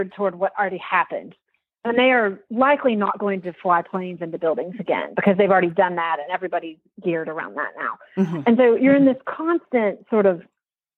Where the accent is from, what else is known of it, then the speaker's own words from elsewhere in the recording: Texas, United States; moved away as an adult; also born or lived in Washington, D.C.; I went to work for then Governor George W. Bush in Texas, which is my home state. Went back home